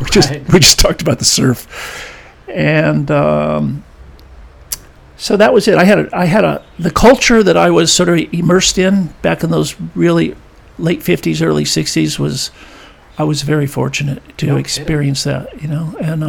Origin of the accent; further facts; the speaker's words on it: California, United States; I grew up in the South Bay, which I told you, which I explained